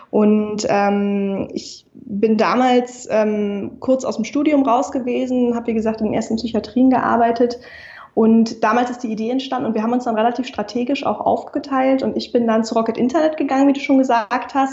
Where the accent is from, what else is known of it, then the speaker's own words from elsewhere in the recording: Hamburg, Germany; now in Berlin, Germany; Ich bin ähm, 27 Jahre alt. Ich komme aus Hamburg, um einmal kurz die, ja. die Fakten ähm, auf den Tisch zu legen. Ich sitze aber gerade in Berlin.